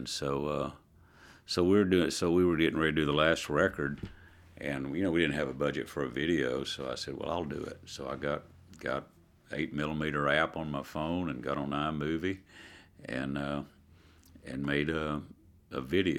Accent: Dallas, Texas, United States; also born or lived in Oklahoma; when I was born in Oklahoma and we moved to Dallas

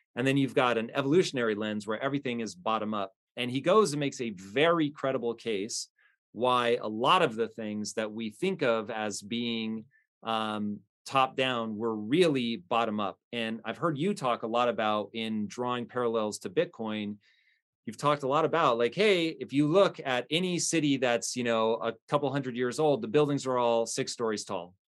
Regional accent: United States; as an American

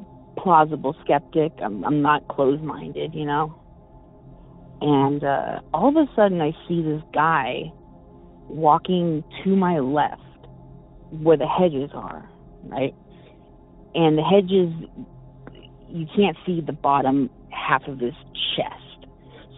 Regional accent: Bay Area, California, United States; I'm from the Bay Area

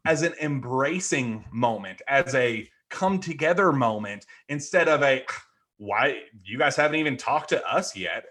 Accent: Louisville, Kentucky, United States; I grew up in Louisville

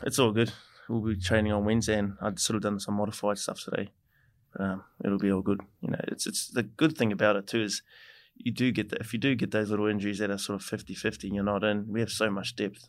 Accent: New Zealand; moved away as an adult; now in Brisbane, Australia; I played a game with my brothers for my hometown team, Taurua

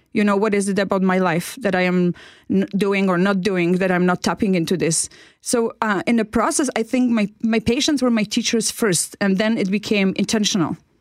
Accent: Poland; moved away as an adult; now in Canada; I came from Poland

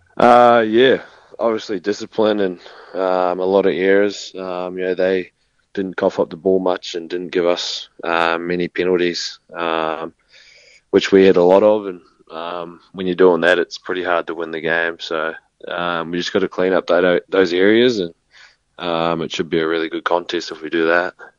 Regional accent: New Zealand; moved away; also born or lived in Townsville; being a Kiwi

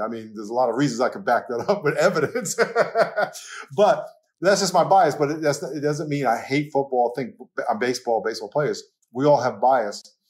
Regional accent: New York, United States; accent: New York; moved away as an adult; now in California, United States; I grew up in New York

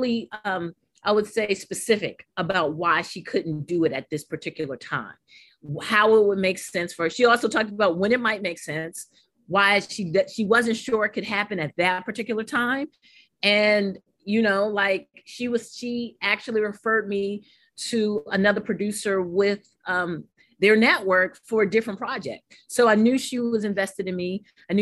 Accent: New York City, New York, United States; also born or lived in St. Croix, U.S. Virgin Islands; St. Aloysius School growing up in Harlem, New York.

